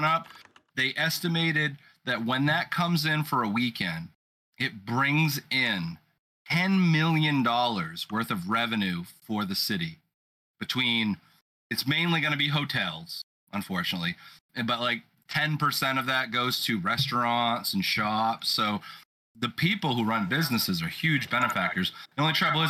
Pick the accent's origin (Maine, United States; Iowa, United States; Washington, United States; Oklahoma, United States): Maine, United States; I'm from Maine. Maine is actually called vacation land. And I live in vacation land